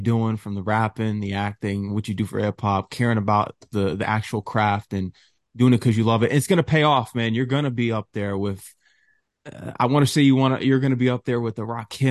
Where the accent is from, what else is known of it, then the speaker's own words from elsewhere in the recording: Connecticut, United States; also born or lived in Queens, New York; I'm from Connecticut. I went to school at St. John's in Queens